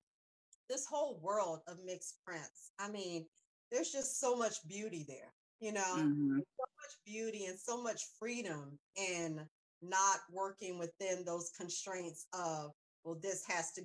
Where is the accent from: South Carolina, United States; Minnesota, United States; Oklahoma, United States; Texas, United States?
South Carolina, United States; moved away; I'm born in North Carolina, raised in South Carolina